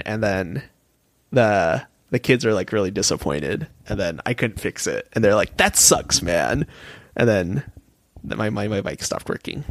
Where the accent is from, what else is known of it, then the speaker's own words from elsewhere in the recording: Minneapolis, Minnesota, United States; I'm from Minneapolis area